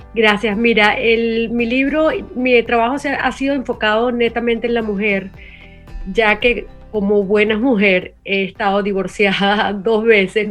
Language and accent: Spanish; Venezuela; now in United States; siendo venezolana, viviendo en Estados Unidos